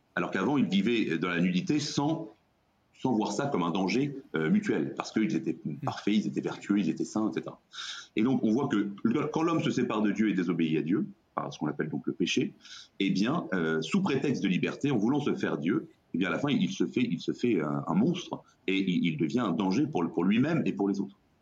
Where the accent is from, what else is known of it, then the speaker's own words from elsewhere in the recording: Brittany, France; moi, je suis breton